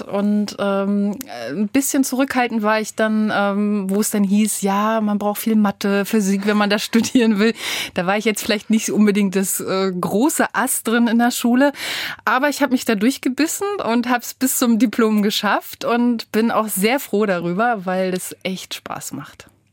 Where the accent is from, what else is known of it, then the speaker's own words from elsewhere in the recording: Rostock, Mecklenburg-Vorpommern, Germany; now in Braunschweig, Germany; Ich komme von der Küste aus Rostock, da bin ich geboren